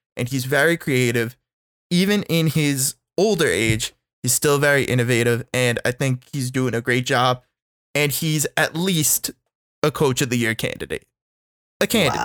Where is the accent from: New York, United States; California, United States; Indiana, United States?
New York, United States; as a New Yorker